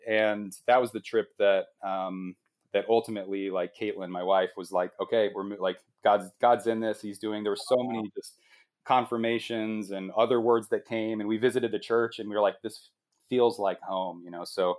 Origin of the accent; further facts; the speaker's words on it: Midwest, United States; you know, we came from the Midwest where it's like you're part of like a small group at church on Wednesday night.